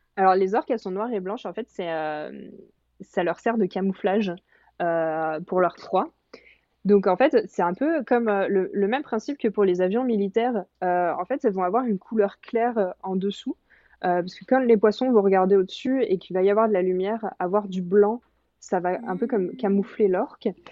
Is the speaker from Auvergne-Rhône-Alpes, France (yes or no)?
yes; near Évian-les-Bains, the Alps, Auvergne-Rhône-Alpes, France; moved away as an adult; now in Quebec, Canada; je suis française. Je viens des Alpes, donc je suis née près de Évian-les-Bains